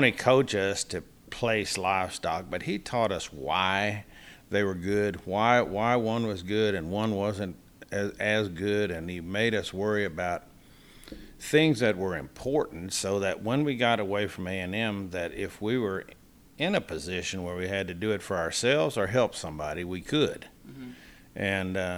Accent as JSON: {"language": "English", "town": "Boerne", "region": "Texas", "country": "United States", "tie": "born or raised there", "said": "I grew up in Kendall County. I grew up at Bernie"}